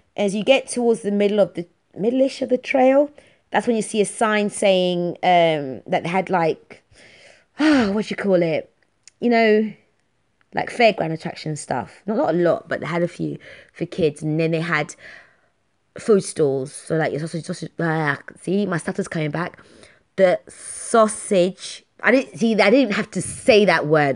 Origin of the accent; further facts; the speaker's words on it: London, United Kingdom; I'm from London. I'm streetwise